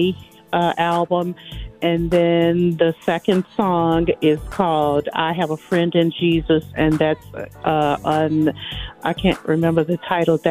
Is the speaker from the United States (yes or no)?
yes; Chicago, Illinois, United States; moved away as an adult; also born or lived in Nashville, Tennessee; born and raised in Chicago, and I relocated to Nashville